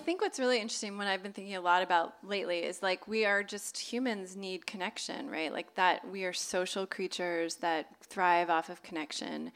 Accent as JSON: {"language": "English", "region": "Southern California", "country": "United States", "tie": "born or raised there"}